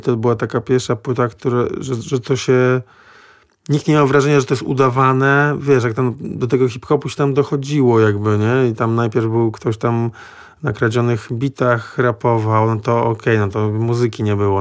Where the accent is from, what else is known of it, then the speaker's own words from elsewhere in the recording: Gdańsk, Pomeranian Voivodeship, Poland; ja jestem z Gdańska